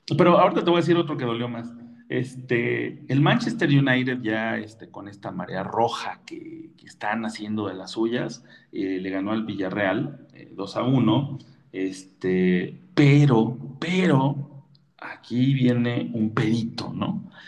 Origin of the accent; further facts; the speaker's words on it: Mexico City, Mexico; Yo soy de San Pedro Jalpa, a buena ley.